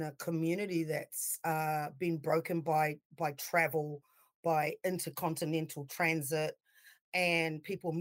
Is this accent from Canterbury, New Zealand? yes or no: no; Auckland, New Zealand; moved away as an adult; also born or lived in Hunterville / Palmerston North / Grey Lynn; now in Wellington, New Zealand; I grew up in New Zealand